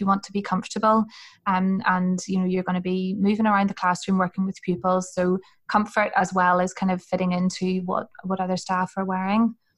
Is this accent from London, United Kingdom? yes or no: no; Hillsborough, Northern Ireland, United Kingdom; I'm from Northern Ireland, um, and I'm from a place called Hillsborough